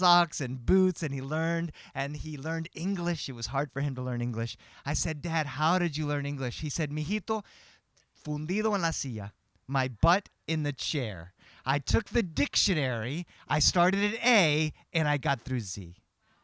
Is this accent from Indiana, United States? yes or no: no; Boston, Massachusetts, United States; moved away; also born or lived in Chicago; I was born in Boston, Massachusetts, with a Cuban father and an Irish-American mother